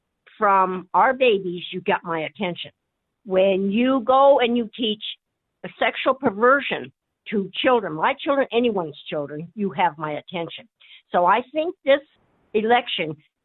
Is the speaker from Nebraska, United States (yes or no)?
yes; Nebraska, United States; I'm from Nebraska.